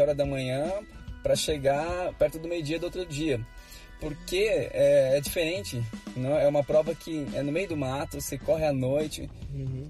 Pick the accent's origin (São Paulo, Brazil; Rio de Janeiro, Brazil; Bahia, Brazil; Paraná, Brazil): São Paulo, Brazil; Bragança Paulista; eu sou natural de Bragança Paulista, interior de São Paulo.